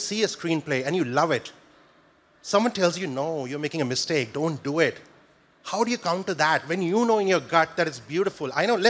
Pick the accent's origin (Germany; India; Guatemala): India; now in New Zealand; I'm from India originally, but I live in New Zealand